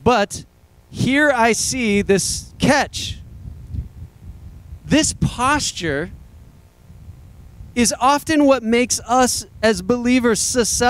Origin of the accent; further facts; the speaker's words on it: United States; I don't talk like that as an American